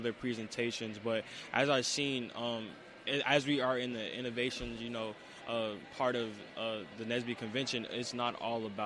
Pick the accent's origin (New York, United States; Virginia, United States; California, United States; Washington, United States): Virginia, United States; Petersburg; I'm from Petersburg, Virginia